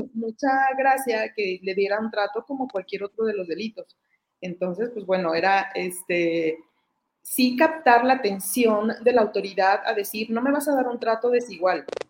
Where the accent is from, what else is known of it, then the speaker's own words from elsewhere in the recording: Mexico; aquí en mi país